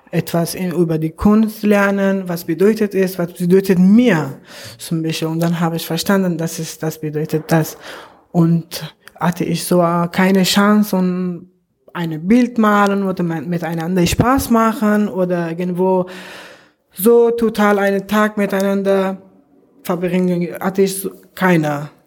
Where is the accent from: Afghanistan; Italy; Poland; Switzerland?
Afghanistan; now in Germany; ich komme aus Afghanistan.